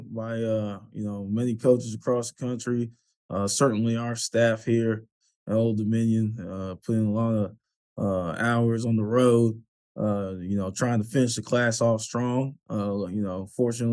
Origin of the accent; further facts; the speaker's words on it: Pflugerville, Texas, United States; moved away as an adult; also born or lived in Austin, Texas; now in Norfolk, United States; I was born in Austin, raised in Pflugerville